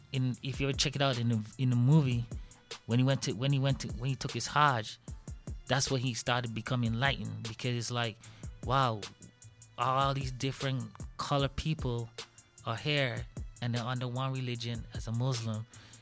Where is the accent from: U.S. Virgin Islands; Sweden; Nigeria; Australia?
U.S. Virgin Islands; moved away; I'm from the Virgin Islands.